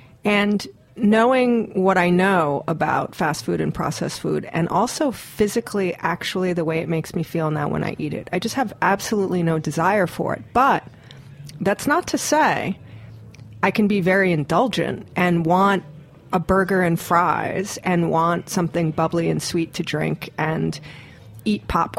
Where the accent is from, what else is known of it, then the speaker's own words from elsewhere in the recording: Hawaii, United States; I grew up in Hawaii.